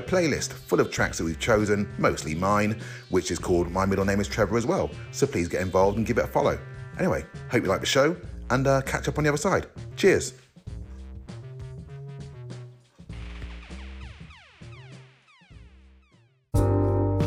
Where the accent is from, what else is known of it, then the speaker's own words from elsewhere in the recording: Oxford, South East England, United Kingdom; we're three guys from Oxford